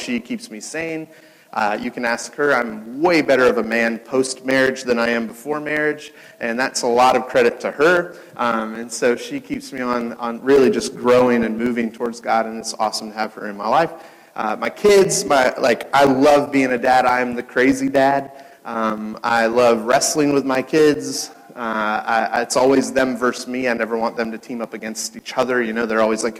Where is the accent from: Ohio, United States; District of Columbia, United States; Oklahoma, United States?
Ohio, United States; Cincinnati; now in Chicago, United States; I was born in Cincinnati.